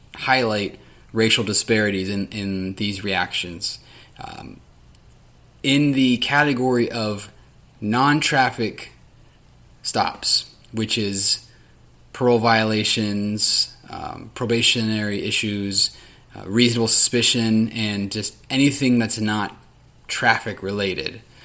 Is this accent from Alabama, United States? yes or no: no; Sacramento, California, United States; The city of Sacramento, my hometown